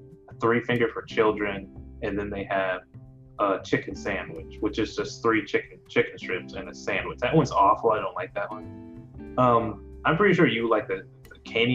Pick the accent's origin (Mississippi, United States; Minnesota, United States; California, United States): Mississippi, United States; I'm from Mississippi, like born and bred